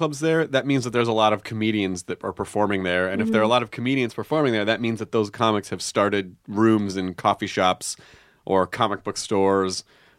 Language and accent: English; Memphis, Tennessee, United States; also born or lived in Kentucky; Actually, I was born in Kentucky and then I grew up in Memphis.